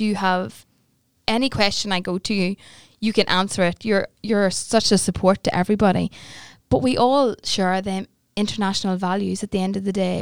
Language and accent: English; Newry, Northern Ireland, United Kingdom; I am born and bred in Newry, and I've lived here all of my life